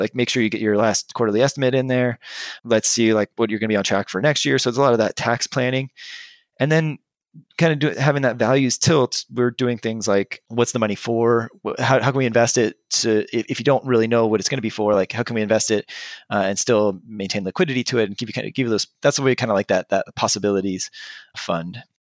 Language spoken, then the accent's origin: English; Southern California, United States; moved away as an adult; now in Bay Area, United States; I'm from Southern California originally